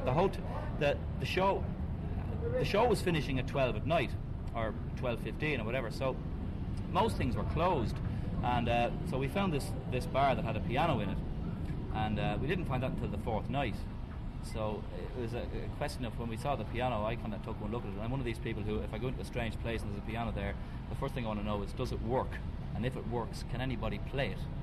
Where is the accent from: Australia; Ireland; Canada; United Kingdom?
Ireland; we're Irish, Ireland